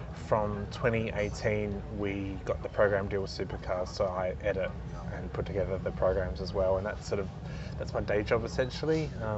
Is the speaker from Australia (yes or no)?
yes; Adelaide, South Australia, Australia; Well, I grew up in Adelaide. So I was born in 83 and 85 was the first Grand Prix.